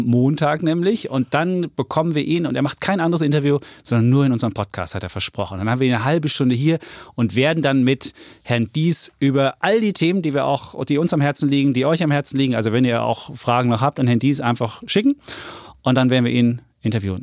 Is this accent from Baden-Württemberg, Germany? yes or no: no; Leipzig, Saxony, Germany; moved away; aus meiner Vergangenheit Leipzig wohnend und meine Heimatstadt bin ich RB Leipzig-Fan